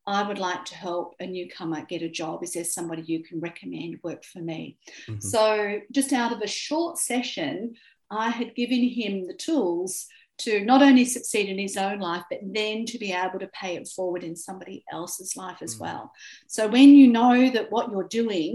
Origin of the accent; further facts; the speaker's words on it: Australia; I'm an Australian, I speak English, I'm white